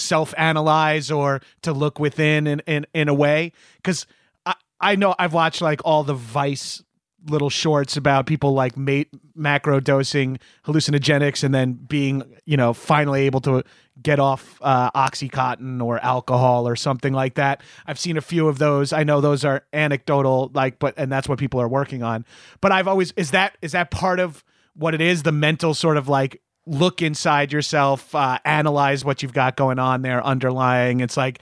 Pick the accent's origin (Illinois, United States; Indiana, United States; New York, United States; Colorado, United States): New York, United States; Long Island; I'm from Long Island, New York, which is, you know, pretty heavy in the opiates world.